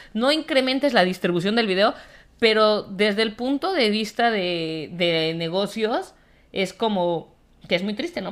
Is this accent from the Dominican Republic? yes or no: no; Mexico; como mexicana, corazón azteca